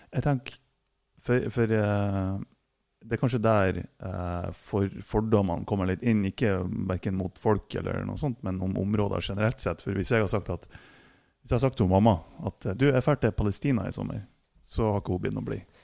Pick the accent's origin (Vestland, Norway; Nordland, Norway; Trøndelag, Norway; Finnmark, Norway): Nordland, Norway; Mo i Rana; jeg er født på Båsmo.